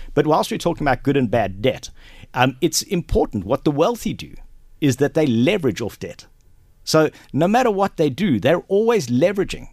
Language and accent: English; Durban, KwaZulu-Natal, South Africa; moved away as an adult; also born or lived in Johannesburg / Ballymena, Antrim (mother's origin); now in Kells, Ireland; I grew up in South Africa, been there for forty-two years. Um, I was born and raised there in Durban